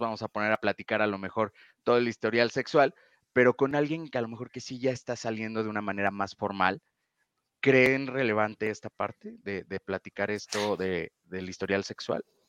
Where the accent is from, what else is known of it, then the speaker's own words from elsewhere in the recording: Mexico; aquí en México